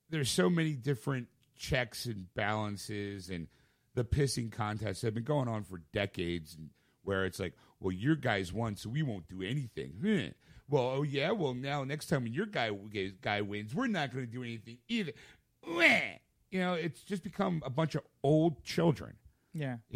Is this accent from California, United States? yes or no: no; Rhode Island, United States; So I'm from Rhode Island.